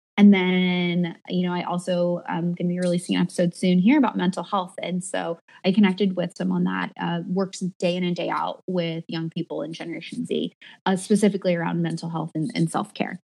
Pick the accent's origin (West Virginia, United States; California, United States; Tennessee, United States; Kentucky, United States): California, United States; moved away; I grew up in California